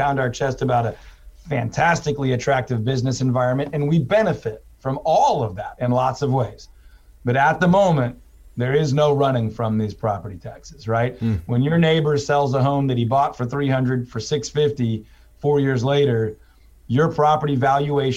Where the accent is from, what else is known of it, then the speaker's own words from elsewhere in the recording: Houston, Texas, United States; also born or lived in Waco; I'm originally from Houston. I went to school in Waco.